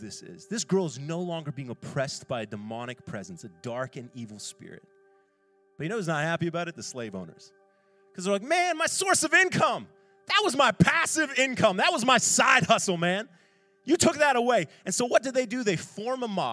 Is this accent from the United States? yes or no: no; Ontario, Canada; now in Halifax, Canada; I grew up playing hockey in Schaumburg, Ontario